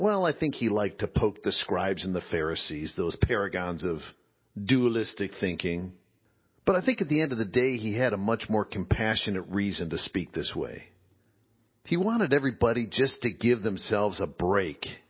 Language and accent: English; Midwest, United States; growing up in the Midwest